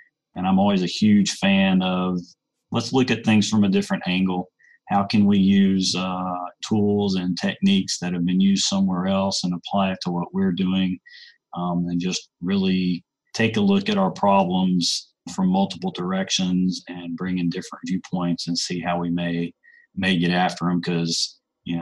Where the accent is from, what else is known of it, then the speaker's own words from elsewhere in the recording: Atlanta, Georgia, United States; I grew up in the Atlanta metro area